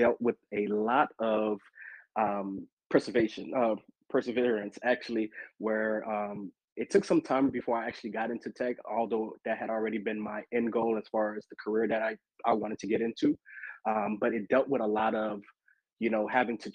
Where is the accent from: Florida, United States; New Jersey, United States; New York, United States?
Florida, United States; Miami; moved away as an adult; now in Atlanta, United States; I am originally from Miami, Florida. I just recently moved a couple of years ago to Atlanta, Georgia